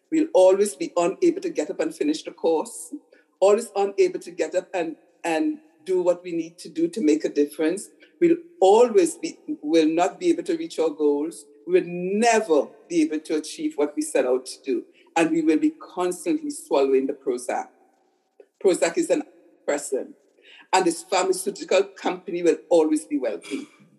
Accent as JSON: {"language": "English", "town": "Montreal", "region": "Quebec", "country": "Canada", "lives_now": "Ontario, Canada", "said": "I came from Montreal and I'm a good girl in the way we were brainwashed. You don't use obscene language, right? In my world, I've never used an obscene language before I came to Ontario."}